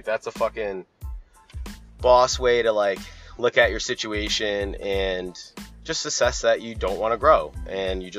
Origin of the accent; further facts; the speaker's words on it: Boston, Massachusetts, United States; growing up in Boston, in the area